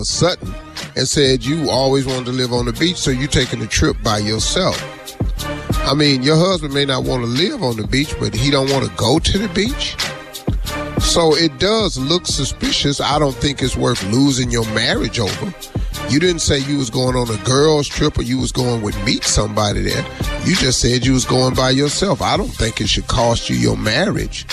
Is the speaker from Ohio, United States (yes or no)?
yes; Ohio, United States; I'm from Ohio